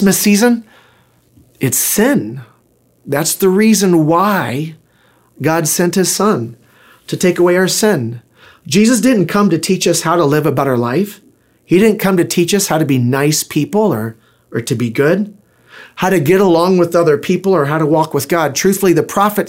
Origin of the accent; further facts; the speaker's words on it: Pensacola, Florida, United States; I was born in Pensacola, Florida